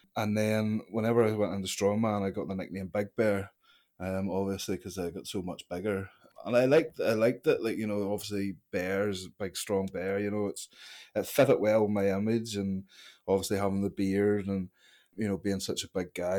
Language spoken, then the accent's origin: English; Larne, Northern Ireland, United Kingdom; I grew up in Larne, uh, a slice of Curran Castle. It's a wee village just outside